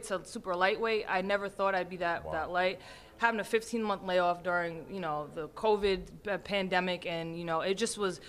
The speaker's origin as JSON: {"language": "English", "country": "United States", "said": "I'm Native American"}